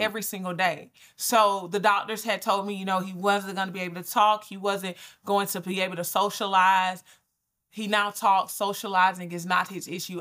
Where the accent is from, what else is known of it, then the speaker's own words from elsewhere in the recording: Albany, Georgia, United States; I'm from Albany. So I'm from Georgia